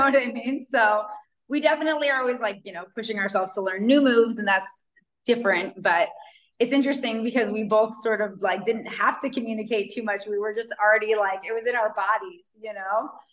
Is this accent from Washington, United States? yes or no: yes; Pacific Northwest near Seattle, Washington, United States; moved away as an adult; also born or lived in Hawaii / Kauai; now in Mexico; I grew up in the Pacific Northwest near Seattle and have lived in Hawaii majority of my adult life